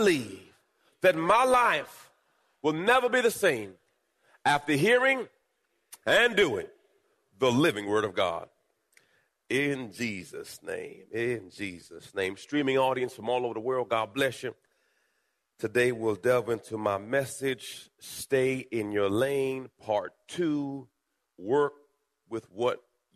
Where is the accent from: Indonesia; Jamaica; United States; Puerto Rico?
Jamaica; I was born in Jamaica